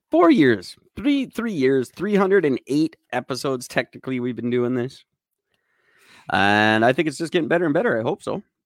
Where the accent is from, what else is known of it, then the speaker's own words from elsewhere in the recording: Canada; We're in all of them